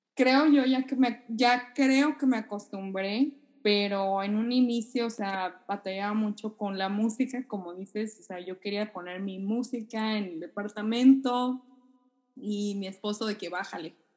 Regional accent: Sonora, Mexico; now in Japan; yo que soy de Sonora, pues, no, no cae nieve por allá donde yo vivo

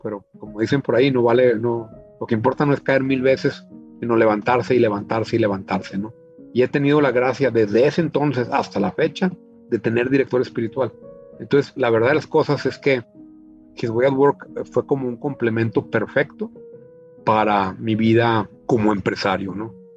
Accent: Chihuahua, Mexico; also born or lived in United States / Monterrey; yo soy originario de Chihuahua, México, la ciudad en la que he vivido pues, la mayor parte de mi vida.

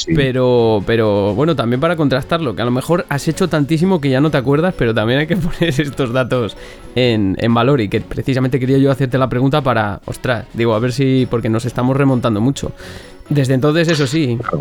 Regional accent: Benavente, Castile and León, Spain; now in Valladolid, Spain; vivo en Valladolid ahora mismo, pero soy de Benavente. Eso sí, soy zamorano

